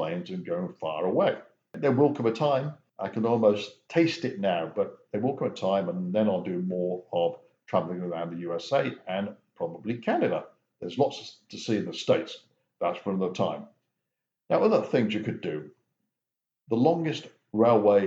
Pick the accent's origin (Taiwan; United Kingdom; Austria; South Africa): United Kingdom; England; I was born and raised in England